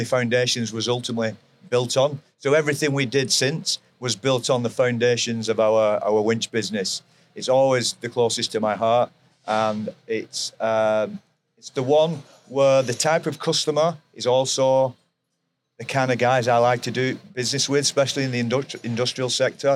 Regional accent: near Manchester, North West England, United Kingdom; My home is near Manchester in England, UK

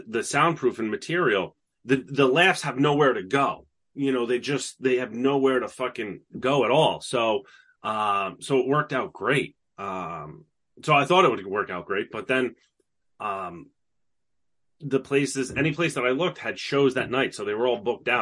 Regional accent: upstate New York, United States; moved away as an adult; now in New York City, United States; I'm not from New York City. Everybody thinks I am just because of the way I talk. I've been here for over a decade. It's like, this is just who I am. And I always spent a lot of time here as a kid. But I'm from upstate New York.

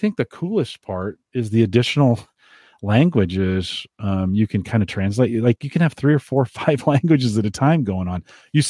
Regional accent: England, United Kingdom; And so they're speaking Portuguese. I'm English.

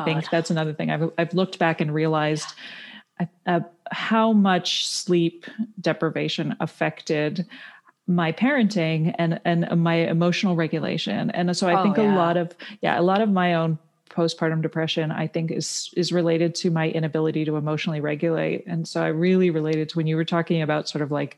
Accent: Canada; I grew up in Canada, so you don't have to take SATs or anything

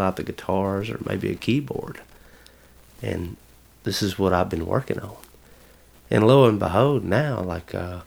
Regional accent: Kennedy, United States; moved away as an adult; my hometown in Kennedy

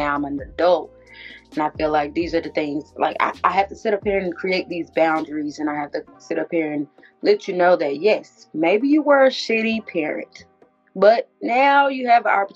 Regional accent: Atlanta, Georgia, United States; my culture is definitely Atlanta bound, the Atlantean way of life.

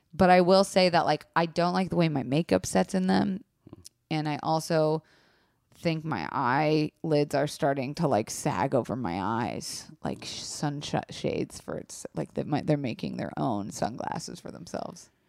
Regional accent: Florida, United States; I was raised in Florida

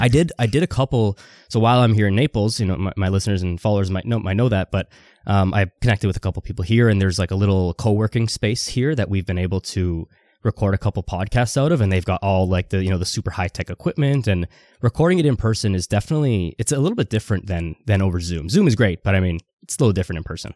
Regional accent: Toronto, Ontario, Canada; I'm from Toronto

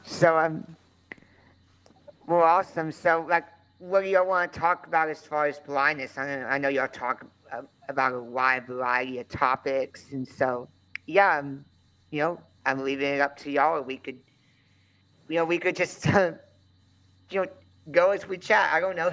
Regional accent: Conroe, Texas, United States; I was born in Conroe, Texas in 1993

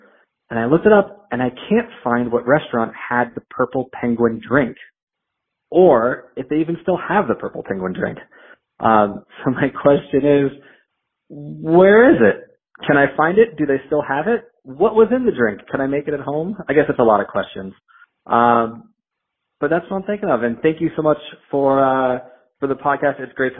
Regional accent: South Florida, United States; now in New Jersey, United States; from New Jersey. But I grew up in South Florida

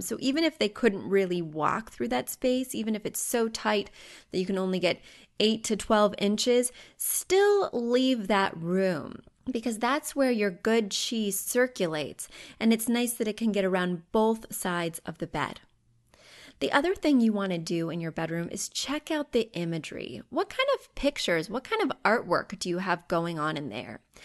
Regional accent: Missouri, United States; moved away; I grew up in Missouri

